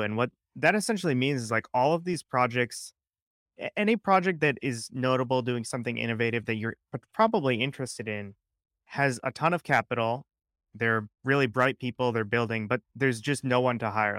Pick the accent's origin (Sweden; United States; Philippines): United States; Connecticut; We're both from Connecticut, similar area